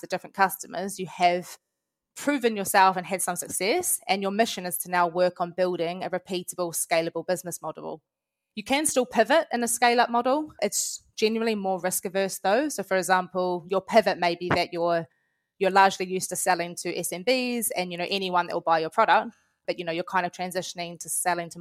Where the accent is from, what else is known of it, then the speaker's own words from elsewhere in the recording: New Zealand; accent: Kiwi; moved away as an adult; now in London, United Kingdom; As you can probably tell from my accent, I am a Kiwi. I've moved over to London about 5 years ago from New Zealand.